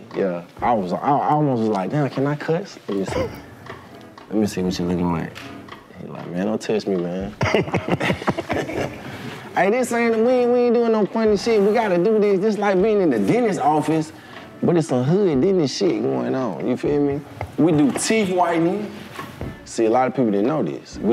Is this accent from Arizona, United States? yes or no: no; Lithonia, Georgia, United States; also born or lived in Los Angeles, United States; I grew up in Lithonia, which is also on the east side